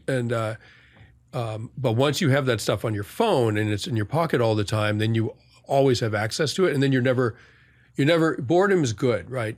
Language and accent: English; outside of Boston, Massachusetts, United States; now in New York, United States; the sort of affluent suburb I grew up in outside of Boston